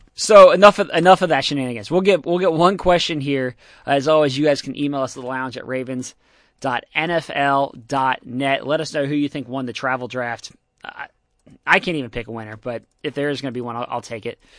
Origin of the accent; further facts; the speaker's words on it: Ohio, United States; I'm from Ohio. I got family